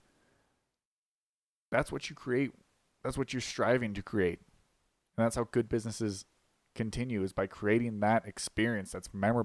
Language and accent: English; Las Vegas, Nevada, United States; moved away as an adult; now in Colorado, United States; I'm from Las Vegas originally, but I came out here for college